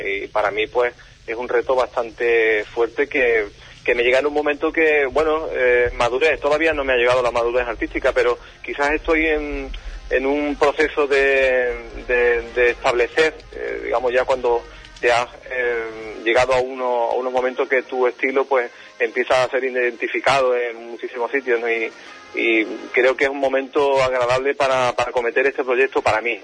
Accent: Huelva, Andalusia, Spain; mi tierra

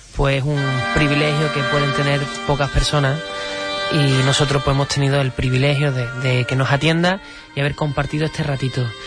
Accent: Huelva, Andalusia, Spain

